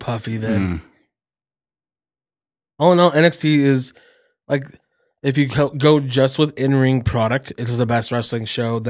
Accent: Calgary, Alberta, Canada; It wasn't my hometown. It was in Montreal. It's French Canada. Not the real Canada, like in Calgary.

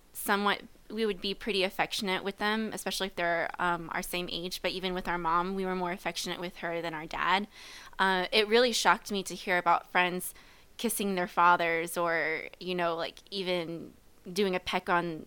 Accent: Joplin, Missouri, United States; also born or lived in Springfield; I'm originally from Springfield, and my parents moved to Joplin when I was 8 years old

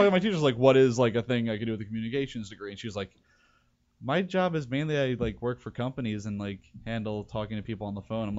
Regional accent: New Jersey, United States; I grew up in New Jersey.

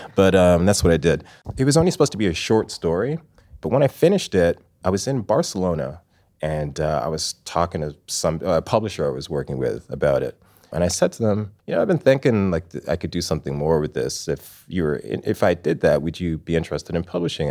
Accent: Toronto, Ontario, Canada; also born or lived in England / Scarborough; I was born in England. I lived in England until I was five years old. Then we moved to we moved to the Toronto area.

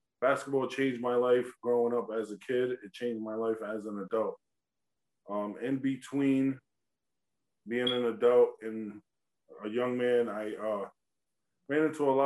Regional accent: East Coast, United States; also born or lived in Oklahoma; I come from the East Coast

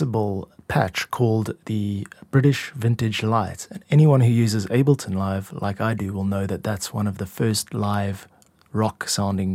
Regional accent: South Africa; moved away as an adult; also born or lived in Korea; I'm a music composer and producer from South Africa

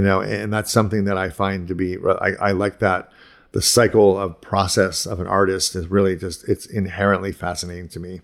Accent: Ohio, United States; moved away as an adult; also born or lived in Pittsburgh / Boston; I grew up in Ohio, and then I moved to, like, to Pittsburgh and Boston

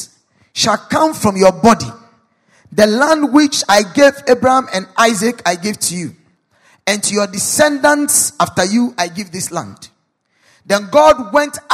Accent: Ghana; as a Ghanaian

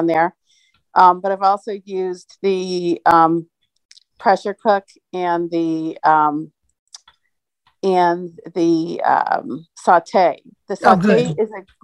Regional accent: New Jersey, United States; now in Phoenix, United States; I'm in Phoenix. I'm originally from New Jersey

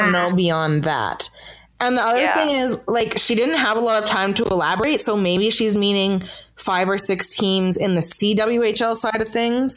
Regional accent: Western Canada, Canada; I'm from Western Canada

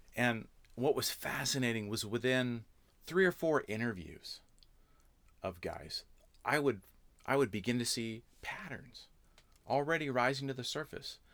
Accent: Southern California, United States; born or raised there; moved away as an adult; also born or lived in Canada / Santa Barbara, California / Orange County, California; now in Wisconsin, United States

